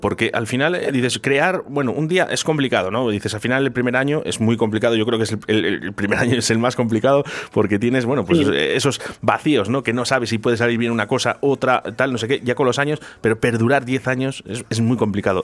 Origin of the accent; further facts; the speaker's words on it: Spain; Somos españoles